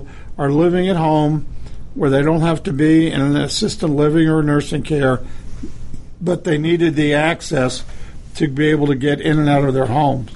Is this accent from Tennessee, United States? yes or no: no; Connecticut, United States; I grew up in Connecticut in the Connecticut area